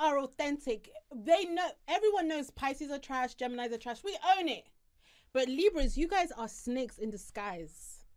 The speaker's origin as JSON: {"language": "English", "town": "Harrow", "region": "London", "country": "United Kingdom", "said": "I'm from a small town, no, not small town, but I'm from Harrow"}